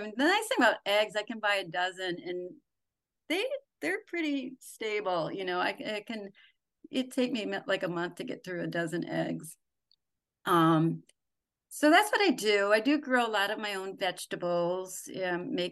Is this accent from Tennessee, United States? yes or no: no; Wisconsin, United States; moved away; I'm a girl from Wisconsin.